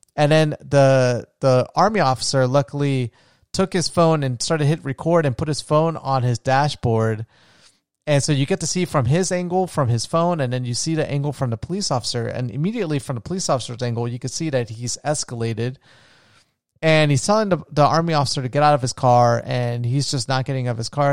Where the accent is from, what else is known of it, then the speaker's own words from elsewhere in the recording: near Edgewater, Florida, United States; moved away as an adult; also born or lived in Orlando, Florida; there was, like, a, a city close to where I grew up in. It was called Edgewater